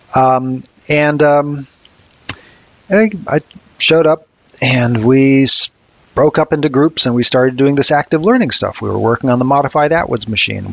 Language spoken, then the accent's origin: English; Harvard, Massachusetts, United States; I grew up mostly in a small town of Harvard, Massachusetts